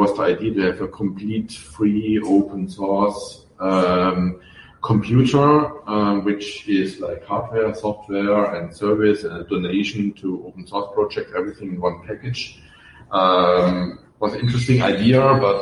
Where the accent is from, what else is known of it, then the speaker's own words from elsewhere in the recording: Germany; accent: German; I'm German, as you can hear from my accent